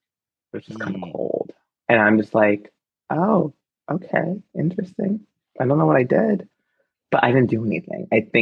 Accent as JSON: {"language": "English", "region": "Midwest", "country": "United States", "said": "I'm from the Midwest."}